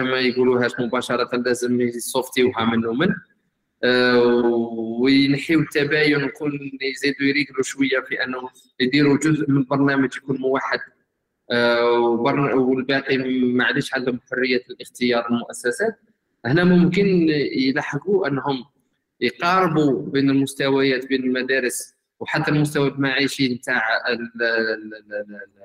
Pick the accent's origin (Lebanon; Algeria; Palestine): Algeria; أنا جزائري